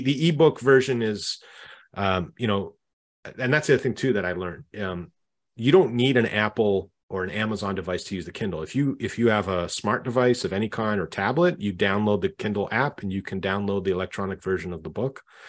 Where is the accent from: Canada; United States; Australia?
Canada; I'm Canadian myself